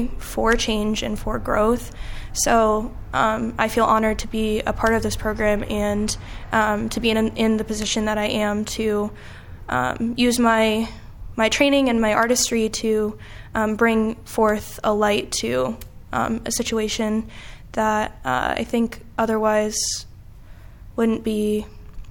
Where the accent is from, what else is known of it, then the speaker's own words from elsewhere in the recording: New York, United States; now in Quad Cities, United States; I'm not originally from the Quad Cities. I'm from New York, and I recall learning about the Holocaust in eighth grade